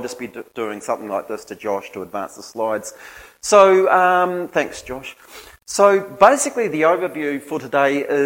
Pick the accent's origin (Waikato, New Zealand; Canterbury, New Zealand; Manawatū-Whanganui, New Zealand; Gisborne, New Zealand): Gisborne, New Zealand; also born or lived in Hastings, New Zealand; then went to Te Whitau School, Gisborne Intermediate and Lytton High School